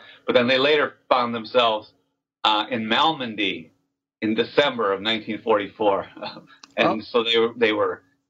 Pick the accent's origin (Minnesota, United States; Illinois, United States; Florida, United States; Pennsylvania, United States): Minnesota, United States; also born or lived in California; now in Wisconsin, United States; Grew up, born and raised in Minnesota, moved to California for a decade and a half, and then ended up in Wisconsin.